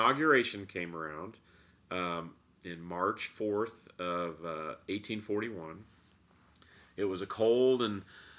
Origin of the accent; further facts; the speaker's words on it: Indiana, United States; we're from Indiana.